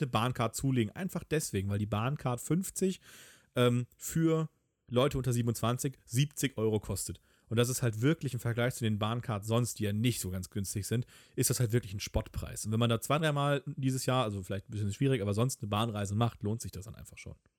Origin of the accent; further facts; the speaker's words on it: Hamburg, Germany; als Hamburger